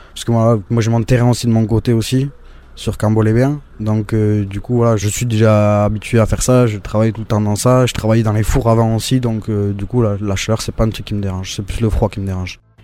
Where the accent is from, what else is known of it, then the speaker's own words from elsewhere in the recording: Hasparren, Nouvelle-Aquitaine, France; je suis d'Asparien, natif d'Asparin et euh, je vis toujours à Asparin.